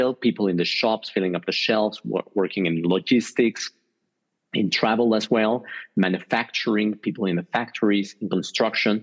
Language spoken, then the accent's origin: English; Mexico; moved away as an adult; now in Switzerland; I'm originally from Mexico. I lived there the first 20 years of my life, and I've been living the next 20 years in Switzerland.